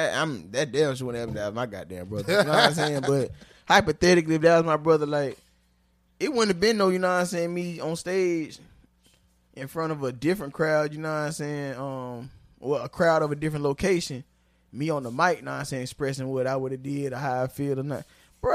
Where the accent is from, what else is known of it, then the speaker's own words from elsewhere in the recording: Philadelphia, Pennsylvania, United States; Ciroc, I'm from Philadelphia.